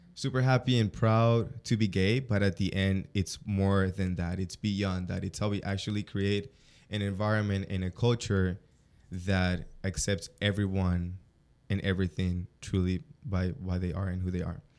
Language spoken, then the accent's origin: English; Colombia; moved away; I come from South America, Colombian more specifically, super macho mentality in the family